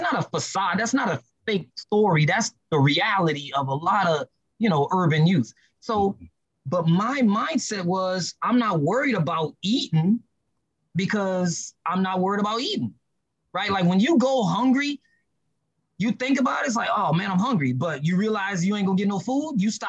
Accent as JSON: {"language": "English", "town": "New Orleans", "region": "Louisiana", "country": "United States", "tie": "born or raised there", "said": "I grew up in New Orleans, I grew up not having a whole lot"}